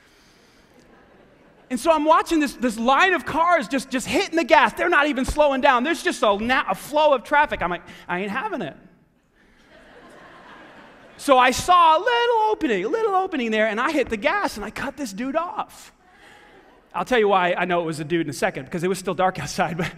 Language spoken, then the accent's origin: English; New York, United States; now in Greenwood, United States; I grew up in New York